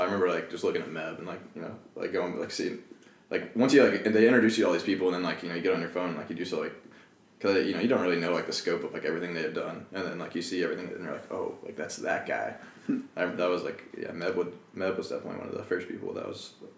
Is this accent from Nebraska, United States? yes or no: no; Kentucky, United States; moved away as an adult; also born or lived in North Carolina; I wanted to go back to my home state